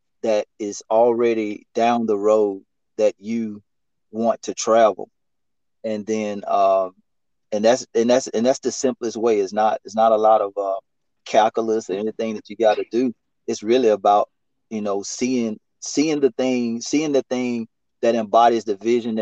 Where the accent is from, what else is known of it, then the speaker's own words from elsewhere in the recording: Mississippi, United States; born and raised in the MI double crooked letter. Born and raised in Mississippi